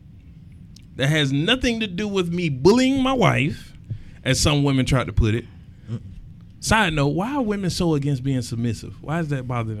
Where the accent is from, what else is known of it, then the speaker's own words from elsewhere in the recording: East Point, Georgia, United States; East Point